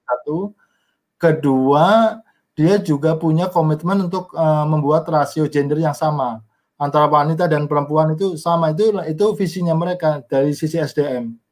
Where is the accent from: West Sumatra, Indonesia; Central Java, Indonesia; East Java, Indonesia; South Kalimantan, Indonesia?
Central Java, Indonesia; Banjarnegara; moved away as an adult; also born or lived in Purbalingga / Bandung / South Tapanuli / Australia; now in Jakarta, Indonesia; saya lahir di Banjarnegara, Jawa Tengah